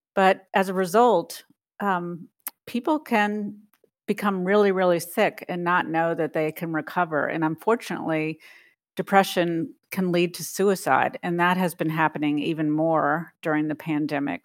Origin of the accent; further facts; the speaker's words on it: New Orleans, Louisiana, United States; now in Washington, D.C., United States; Although I had lived in the Washington, D C area for more than twenty years, New Orleans is my hometown